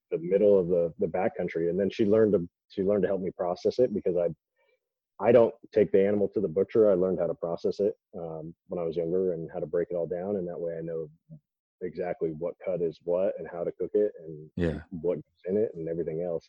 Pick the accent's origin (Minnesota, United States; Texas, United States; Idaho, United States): Idaho, United States; I grew up in Idaho where bodybuilding.com was founded